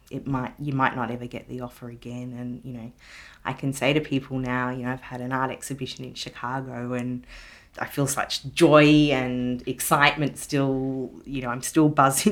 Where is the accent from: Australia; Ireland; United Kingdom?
Australia; Ballarat, Victoria; moved away; my hometown of Ballarat